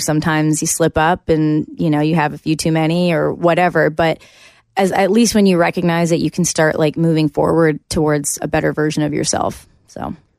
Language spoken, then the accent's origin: English; Canada; moved away as an adult; now in Nashville, United States; coming here as a Canadian and kind of, like, starting all over again